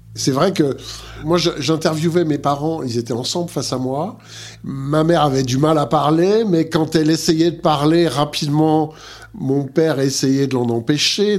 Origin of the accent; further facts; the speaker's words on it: Montbéliard, Bourgogne-Franche-Comté, France; moved away as an adult; je suis né à Montbéliard, dans le Doubs.